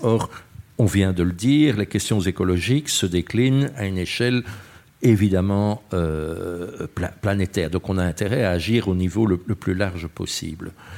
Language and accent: French; Brussels, Brussels-Capital Region, Belgium; je suis bruxellois